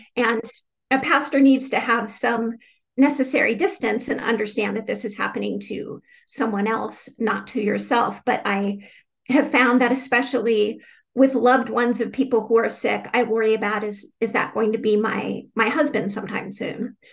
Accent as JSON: {"language": "English", "town": "Phoenix", "region": "Arizona", "country": "United States", "tie": "born or raised there", "also_born_or_lived": "Tucson, Arizona", "moved": "as an adult", "lives_now": "Richmond, United States", "said": "I grew up in Phoenix, Arizona"}